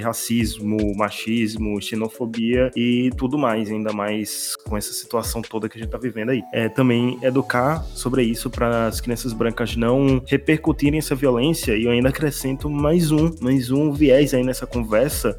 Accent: Northeast Region, Brazil; eu sou do Nordeste

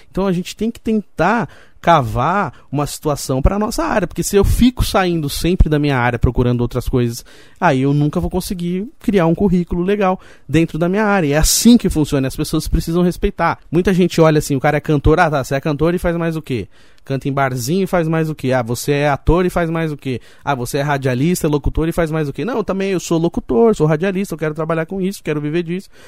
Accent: Roseira, São Paulo, Brazil; Eu, eu nasci em São Paulo, aí depois quando eu tinha 5 anos de idade, a minha família mudou aqui pra Roseira, e, infelizmente algum tempo depois o meu pai faleceu, faleceu quando eu tinha 8 anos, perdi meu pai, e continuamos aqui em Roseira

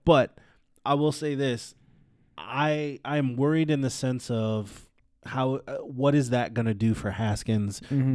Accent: California, United States; I'm from California

